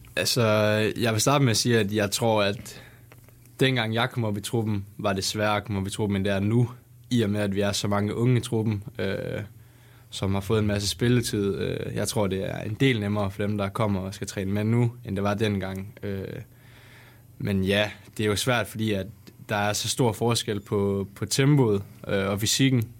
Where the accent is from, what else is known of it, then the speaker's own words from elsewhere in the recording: West Jutlander, Denmark; jeg er jo også vestjyde af sind